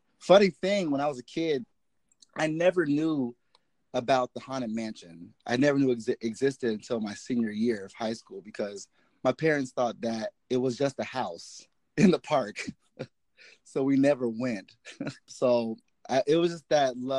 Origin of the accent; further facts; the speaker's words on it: Vallejo, California, United States; I am from the Bay Area, born and raised. I'm from a city called Vallejo